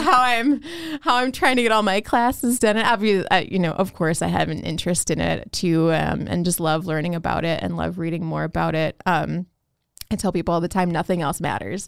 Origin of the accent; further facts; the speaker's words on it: Chicago, Illinois, United States; when I was growing up in Chicago